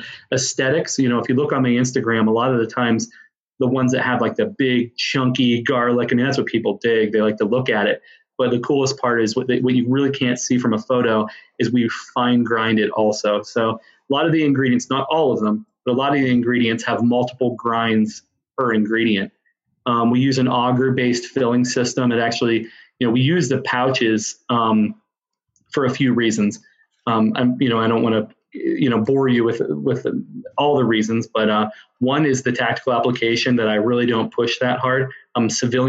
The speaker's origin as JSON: {"language": "English", "region": "Western Pennsylvania", "country": "United States", "tie": "born or raised there", "moved": "yes", "lives_now": "Webster, United States", "said": "I grew up in Western Pennsylvania"}